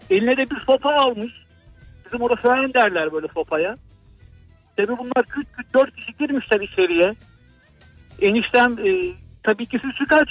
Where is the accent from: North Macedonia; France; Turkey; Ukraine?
Turkey; Balıkesir; moved away as an adult; now in İzmit, Turkey; Ben 2004 yılından bu yana İzmit'te yaşıyorum. Balıkesirliyim kendim.